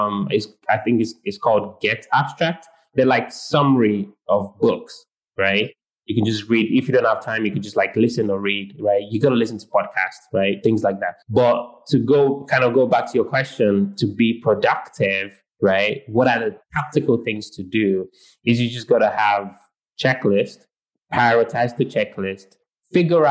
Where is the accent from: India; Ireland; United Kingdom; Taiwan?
United Kingdom; I'm British.